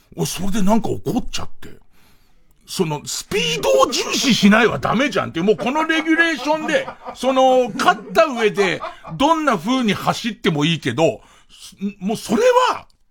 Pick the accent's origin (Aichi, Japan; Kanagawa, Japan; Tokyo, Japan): Tokyo, Japan; Arakawa; 俺の生まれ育った東京荒川区